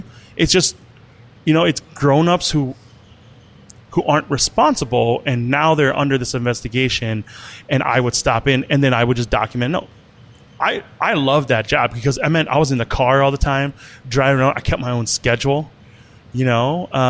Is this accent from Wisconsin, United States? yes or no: yes; Wisconsin, United States; also born or lived in Ban Vinai refugee camp, Thailand / Lancaster County, Pennsylvania; now in Minneapolis, United States; Yeah, I'm a Wisconsin boy.